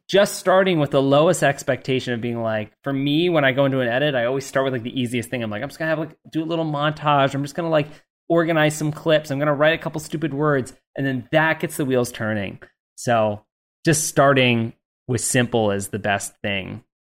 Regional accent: Canada; I say H because I'm Canadian

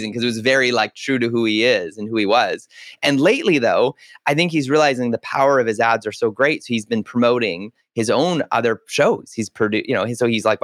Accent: Canada; as a Canadian, we didn't have it.

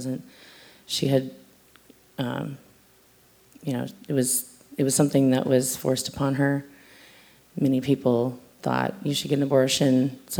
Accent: California, United States; moved away; also born or lived in North Dakota / South Dakota / Colorado; Where I come from, a lot of places. I'm originally from California. Then I moved to North Dakota, then I moved to South Dakota, then I moved to Colorado, and then we moved here.

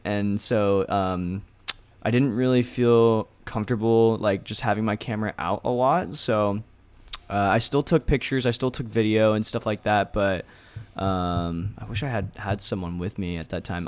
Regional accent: Santa Rosa, California, United States; moved away as an adult; now in Los Angeles, United States; way up north, so it's, it's a little pocket called Santa Rosa

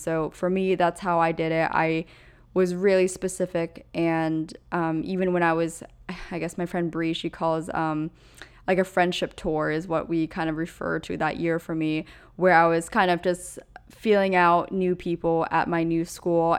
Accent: Pennsylvania, United States; moved away; where I grew up in Pennsylvania is just so utterly different than where I live now

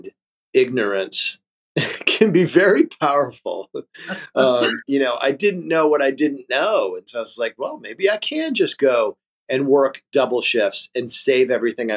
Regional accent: Springfield, Illinois, United States; I grew up in Springfield, Illinois

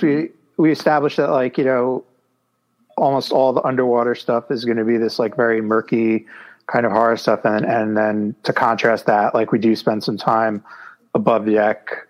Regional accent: New York City, New York, United States; I grew up in New York City

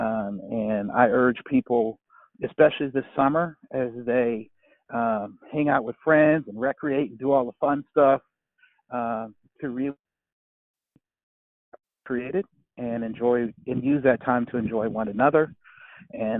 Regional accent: Charleston, South Carolina, United States; born or raised there; now in Charlotte, United States

